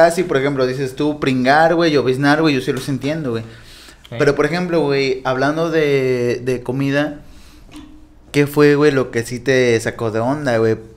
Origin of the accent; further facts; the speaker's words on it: Veracruz, Mexico; … y yo, güey, somos jarochos.